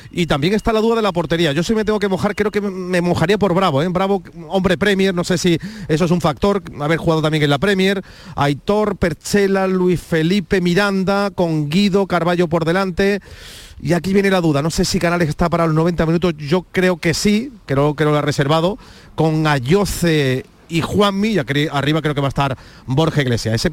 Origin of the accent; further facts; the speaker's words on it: France; moved away; also born or lived in Málaga; I'm from France.